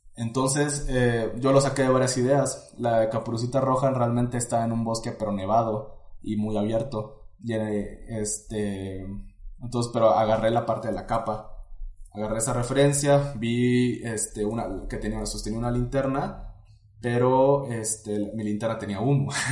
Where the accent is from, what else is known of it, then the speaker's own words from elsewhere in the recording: Tuxtla Gutiérrez, Chiapas, Mexico; moved away as an adult; now in Puebla, Mexico; soy originario de Chiapas. Eh, crecí en la ciudad de Tuxtla Gutiérrez